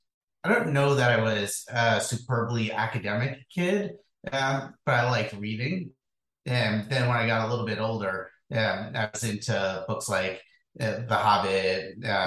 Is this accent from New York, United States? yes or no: yes; Hudson Valley, New York, United States; moved away; I grew up in New York State, about halfway between New York City and Albany.